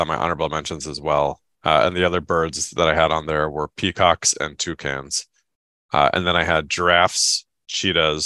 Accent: Seattle, Washington, United States; growing up in Seattle

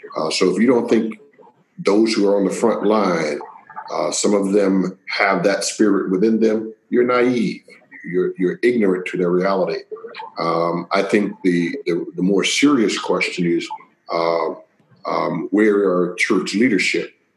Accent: Waycross, Georgia, United States; born or raised there; accent: Southern drawl; moved away; also born or lived in Pennsylvania

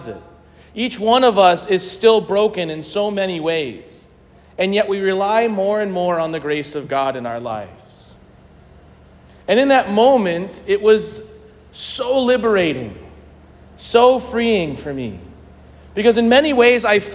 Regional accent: St. Louis, Missouri, United States; I grew up Catholic in St. Louis

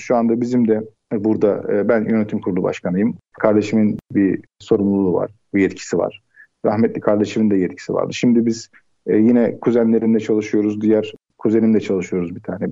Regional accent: Istanbul, Turkey; Ocak 1978 e, İstanbul doğumluyum. İlk orta lise eğitimlerimi e, İstanbul'da tamamladım

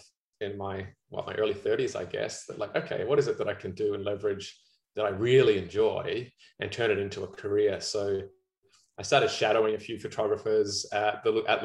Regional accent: Australia; accent: Aussie; also born or lived in New Zealand; now in Vancouver, Canada; I'm very south of the border from Australia, and I've been in Vancouver for, this will be coming out my 10th year in November

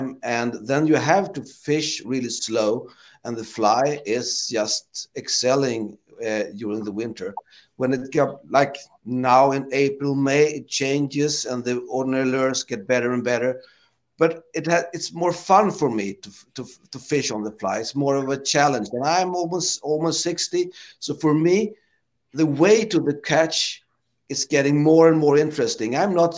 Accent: Sweden

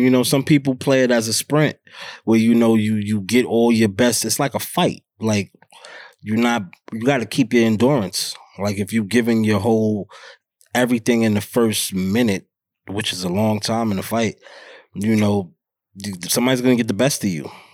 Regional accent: New York City, New York, United States; born and raised in Harlem

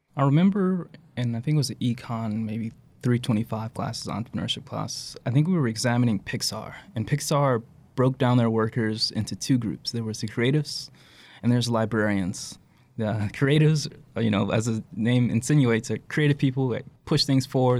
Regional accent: Charlotte, North Carolina, United States; I'm from Charlotte. It's a big city

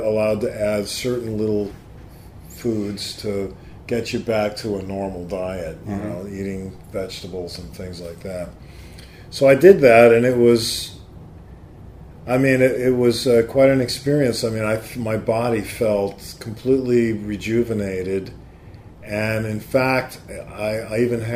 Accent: New York area, United States; I grew up here in the New York area

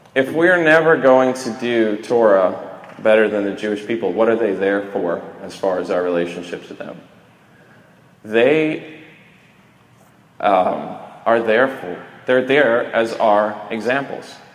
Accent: Sweden; I'm a Viking from Sweden, all sides of the family, direct descendant

